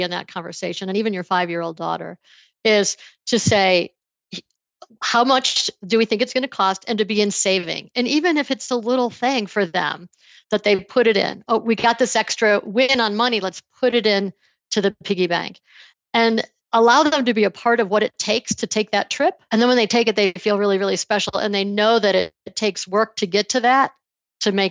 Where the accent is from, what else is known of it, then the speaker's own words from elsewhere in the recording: Buffalo, New York, United States; I grew up in the Buffalo area